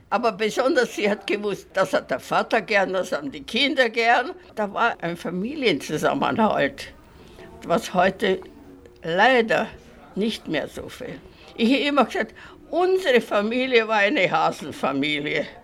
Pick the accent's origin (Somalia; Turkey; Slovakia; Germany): Slovakia; Bratislava, Bratislava Region; Bei uns in Pressburg war das nicht